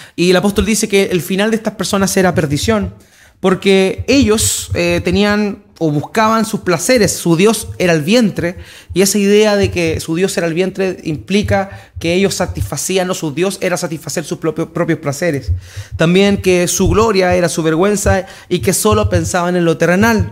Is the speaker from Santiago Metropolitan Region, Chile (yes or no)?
no; Antofagasta, Chile; Estamos en Antofagasta, nos consideramos antofagastinos, yo igual me considero antofagastino.